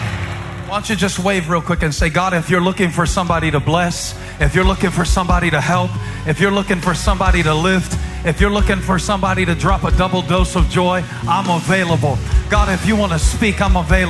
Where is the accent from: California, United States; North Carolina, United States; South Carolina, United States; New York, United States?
South Carolina, United States; Moncks Corner; moved away; I grew up in the Methodist church just down the street. Actually, the Baptist church and the Methodist church were right across the street from each other. And so it was a contest to see who could get out first to go to the restaurant. That was kind of the goal, to beat the Baptist to the Berkeley restaurant in Monk's Corner